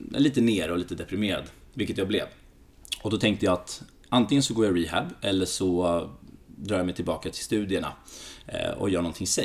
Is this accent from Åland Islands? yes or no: no; Greece; now in Sweden; som grek så, det är de två sporterna, det är fotboll och basket som är stora i Grekland. Eh, så jag körde i diverse landslag här i Sverige